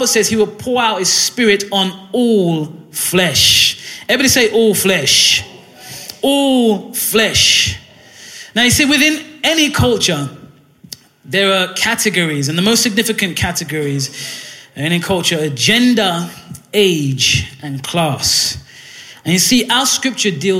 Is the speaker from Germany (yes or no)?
no; Ghana; now in Hull, United Kingdom; where I'm from Ghana and many other West African countries